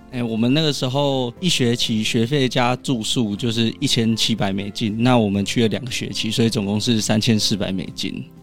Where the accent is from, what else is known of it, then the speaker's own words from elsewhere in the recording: Taiwan; 我说我来自台湾